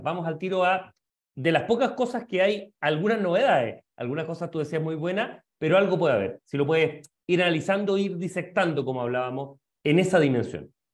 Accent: Chile; como sociedad chilena

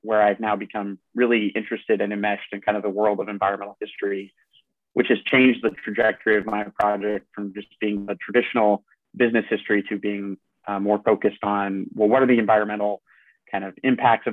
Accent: Utah, United States; I grew up in Utah

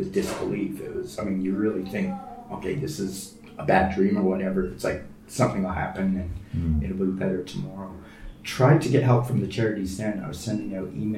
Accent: Hamilton, Ontario, Canada; moved away as an adult; now in London, United Kingdom; I was born in London, grew up in Canada

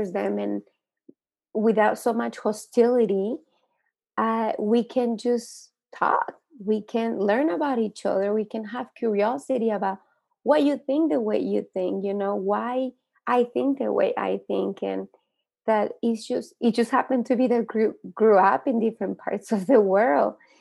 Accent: Santa Barbara, California, United States; now in Los Angeles, United States; when I moved to America, I grew up in Santa Barbara

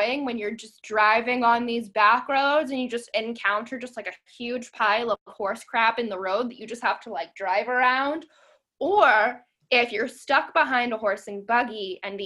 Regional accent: Lancaster, Pennsylvania, United States; now in Pittsburgh, United States; I'm actually from Lancaster County, Pennsylvania

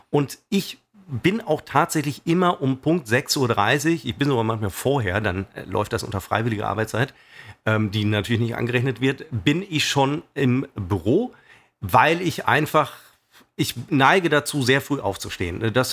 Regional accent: Düsseldorf, North Rhine-Westphalia, Germany; Ich bin ja aus Düsseldorf einiges gewöhnt. Also in Düsseldorf Auto zu fahren ist ja die absolute Hölle.

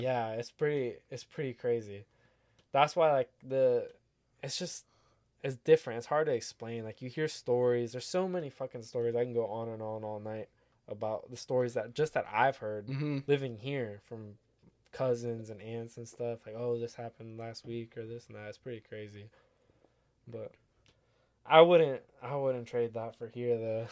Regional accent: United States; accent: American; my accent, my American accent

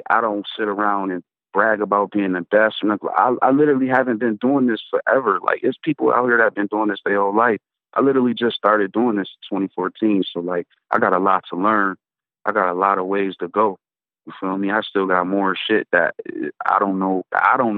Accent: Buffalo, New York, United States; moved away as an adult; also born or lived in Atlanta; I come from Buffalo, New York

